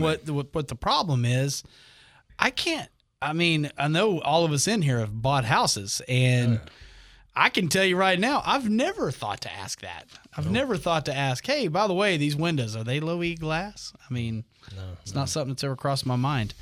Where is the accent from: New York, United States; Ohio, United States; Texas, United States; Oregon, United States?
Texas, United States; Amarillo; moved away as an adult; now in Oklahoma, United States; I'm from Texas